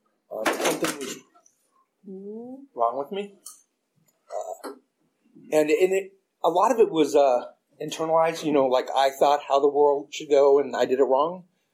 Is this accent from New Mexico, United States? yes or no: no; Oklahoma, United States; because I grew up in Oklahoma, so I'd never seen people from other races that much.